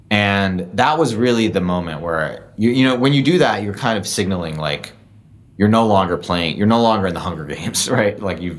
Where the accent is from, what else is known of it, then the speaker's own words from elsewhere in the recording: Singapore; now in San Francisco, United States; I grew up in Singapore.